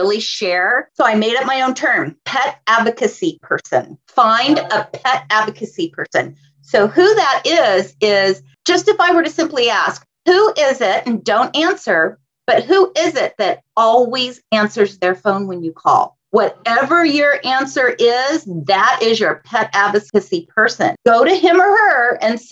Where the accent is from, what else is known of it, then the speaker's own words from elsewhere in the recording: La Habra Heights, California, United States; I was raised in La Habra Heights. It's a very rural area here in Southern California.